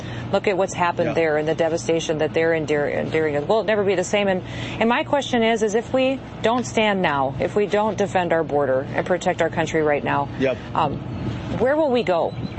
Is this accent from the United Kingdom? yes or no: no; United States; Dakota, see the effects of Joe Biden ignoring federal law and allowing this invasion every single day in my home state.